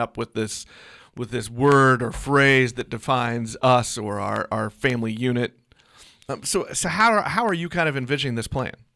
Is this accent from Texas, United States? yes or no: no; Joplin, Missouri, United States; moved away; my hometown.